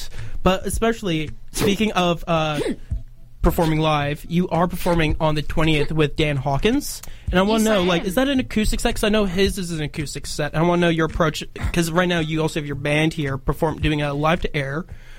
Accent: Canada; especially after being Canadian, like, growing up here, seeing the difference of, like, music cultures and stuff.

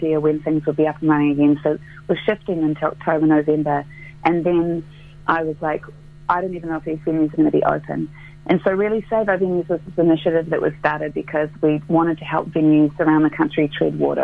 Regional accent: Christchurch, Canterbury, New Zealand; moved away; I grew up here in Christchurch, and the South Island is very much my home

